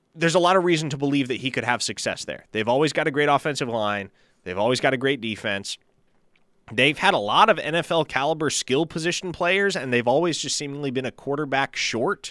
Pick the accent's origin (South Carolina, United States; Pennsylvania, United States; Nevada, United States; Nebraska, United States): Nebraska, United States; Omaha; my hometown of Omaha, Nebraska